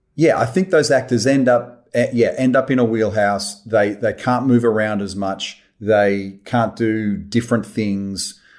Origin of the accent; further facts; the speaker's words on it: Australia; I love being Australian.